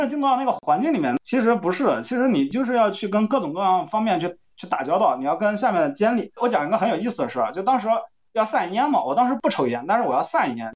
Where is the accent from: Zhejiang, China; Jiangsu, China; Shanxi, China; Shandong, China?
Jiangsu, China; 我是江苏的嘛，江苏大家都知道是这个高考卷审，其实初高中的时候理科成绩还可以，所以那个时候报的是理科嘛